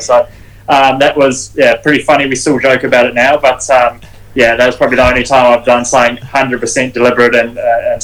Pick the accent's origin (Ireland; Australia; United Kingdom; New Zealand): New Zealand; I'm New Zealander